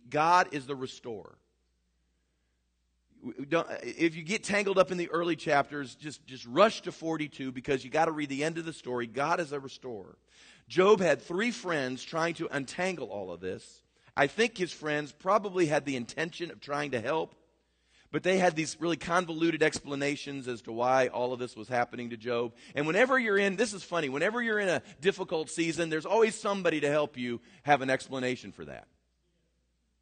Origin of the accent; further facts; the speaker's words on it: United States; as American Christians